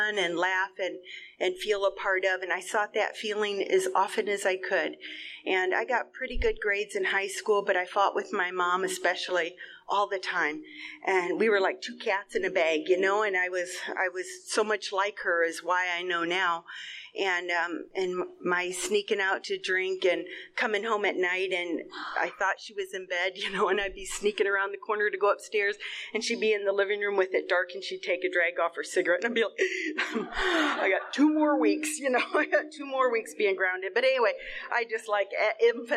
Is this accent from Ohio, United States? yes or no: yes; Ohio, United States; moved away; I grew up back in Ohio